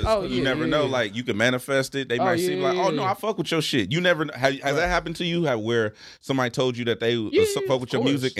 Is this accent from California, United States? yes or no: yes; Los Angeles, California, United States; So I'm born and raised here in LA. I'm from the East Side, though